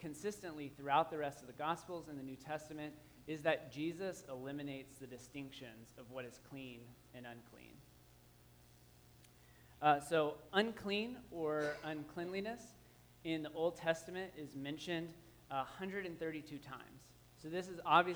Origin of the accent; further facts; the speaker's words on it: Waco, Texas, United States; I grew up in Waco, Texas